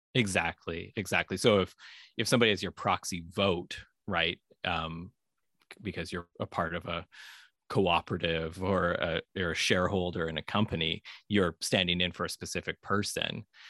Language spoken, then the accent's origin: English; Vancouver, British Columbia, Canada; I grew up in Vancouver, Canada